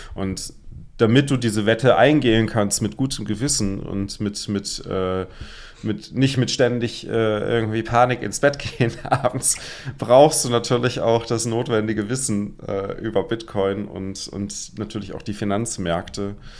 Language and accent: German; Germany; als typischer Deutscher